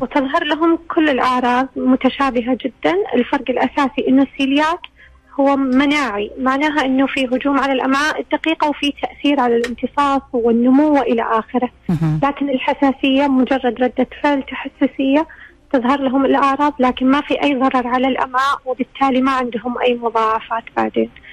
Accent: Saudi Arabia; عندنا في السعودية

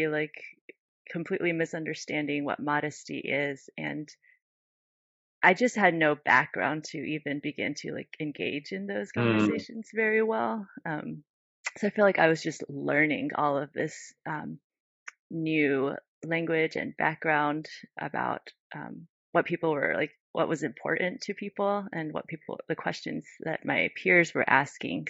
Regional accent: United States; growing up in the United States

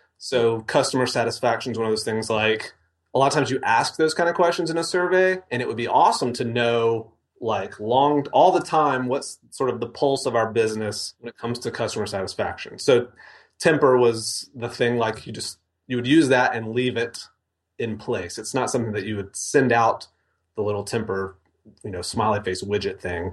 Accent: Mississippi, United States; moved away as an adult; also born or lived in Denver; I grew up in Mississippi

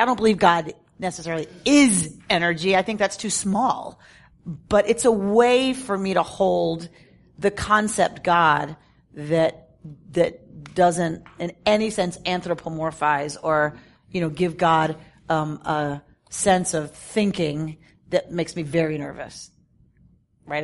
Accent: United States; as an American

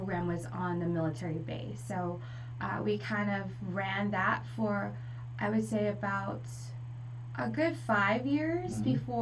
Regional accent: Taiwan; also born or lived in Hong Kong; now in New Hampshire, United States; I was born in Hong Kong and I grew up in Taiwan

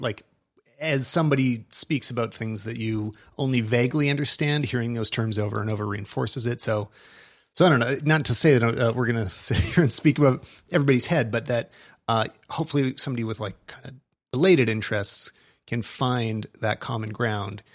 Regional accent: Canada; we're Canadian

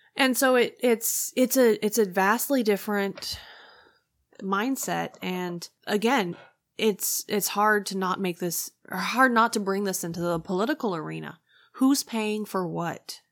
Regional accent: United States; as an American

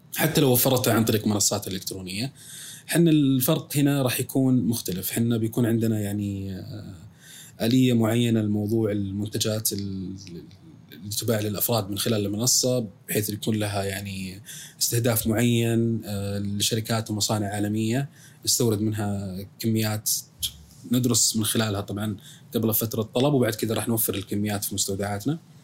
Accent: Saudi Arabia; عندنا في السعوديه

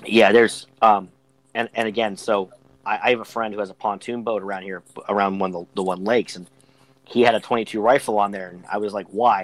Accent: Western Pennsylvania, United States; from Western PA, but you know, I I didn't grow up in the city. I grew up in the sticks

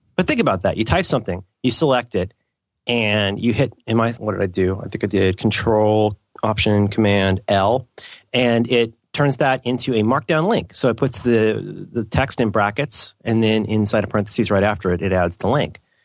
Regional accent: England, United Kingdom; I'm an English guy

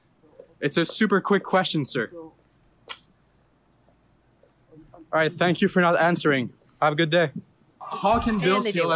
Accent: Ottawa, Ontario, Canada; I'm from here, Ottawa.

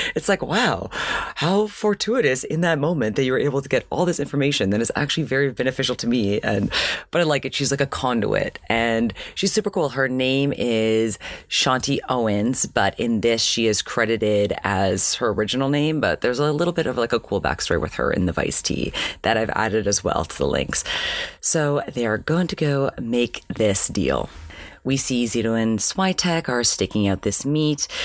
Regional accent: Canada; moved away as an adult; now in United States; as a Canadian

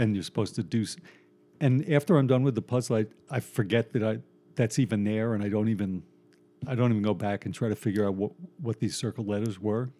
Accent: Long Island, New York, United States; I grew up on Long Island. Um, I was born in New York, lived here till I was like five, moved to Long Island

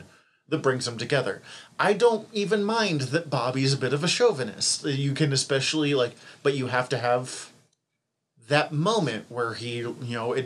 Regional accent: Northern Montana, United States; I'm some schmuck from Northern Montana.

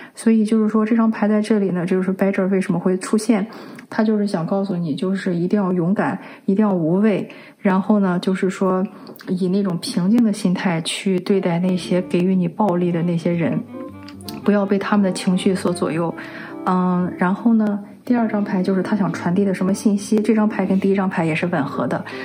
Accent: China; 我们中国人

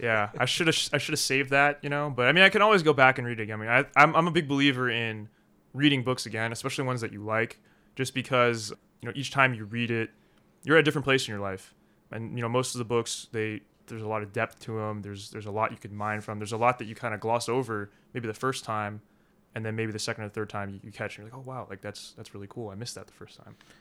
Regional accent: Philadelphia, Pennsylvania, United States; also born or lived in Korea; now in Rome, Italy; My parents, they adopted me from Korea. They lived in Philadelphia at the time

